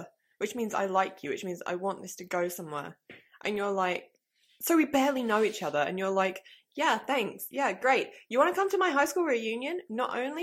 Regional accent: England, United Kingdom; I'm from England

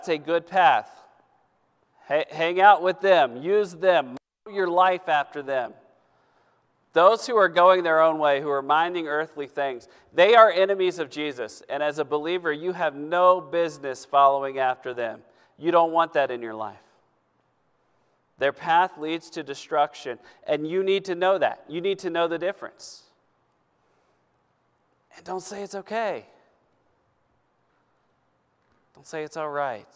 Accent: United States; I'm an American. Born in America.

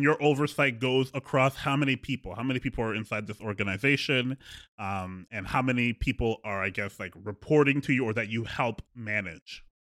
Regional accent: Edmonton, Alberta, Canada; we're both from Alberta, both from the same hometown of Edmonton

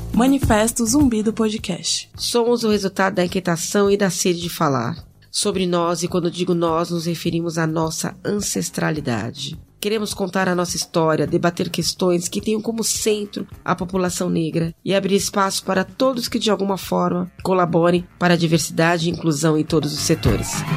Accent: São Paulo, Brazil; Nasci na Zona Norte também

